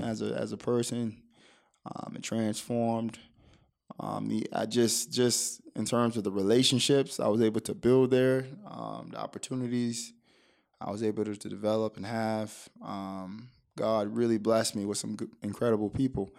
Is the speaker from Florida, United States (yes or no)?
yes; Oak Hill, Florida, United States; also born or lived in Miami, Florida; a small town south of Daytona Beach called Oak Hill, Florida